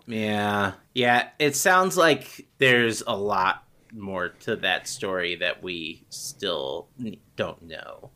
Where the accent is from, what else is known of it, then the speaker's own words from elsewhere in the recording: United States; I am hopelessly American